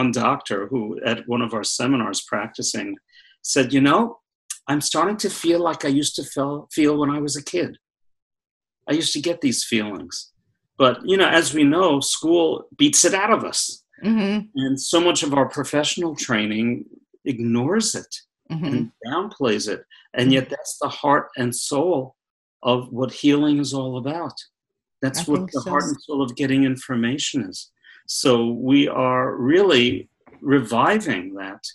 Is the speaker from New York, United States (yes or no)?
yes; Brooklyn, New York, United States; moved away; I'm from Brooklyn originally